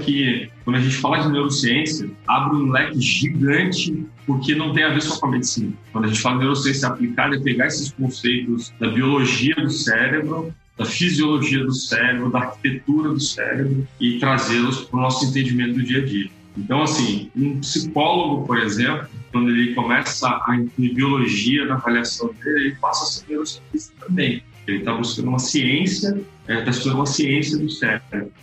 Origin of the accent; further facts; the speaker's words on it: Espírito Santo, Brazil; eu sou capixaba, estou falando aqui de Vitória, Espírito Santo, Vila Velha, Espírito Santo, Terra da Muqueca